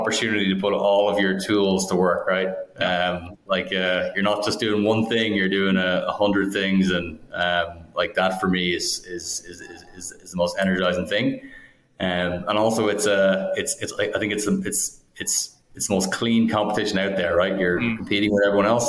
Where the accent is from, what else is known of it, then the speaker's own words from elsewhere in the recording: Ireland; now in United States; We're from Ireland originally